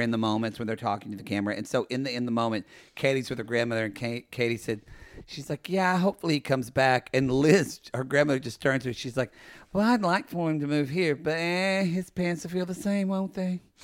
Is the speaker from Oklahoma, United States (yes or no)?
yes; Oklahoma, United States; I'm from Oklahoma.